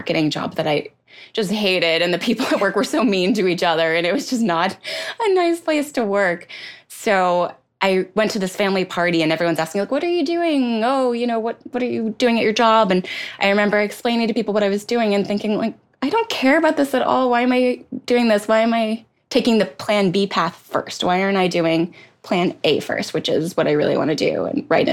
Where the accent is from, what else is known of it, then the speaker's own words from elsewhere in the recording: Atlantic City, New Jersey, United States; I grew up outside of Atlantic City